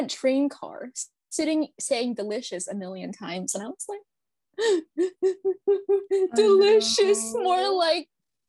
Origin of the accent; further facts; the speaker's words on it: Los Angeles, California, United States; now in Texas, United States; Disclaimer, I'm from Los Angeles and I moved to Texas